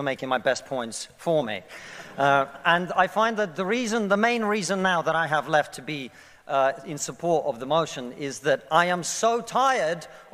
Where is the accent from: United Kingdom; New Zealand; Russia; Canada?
Russia; moved away; I come from Russia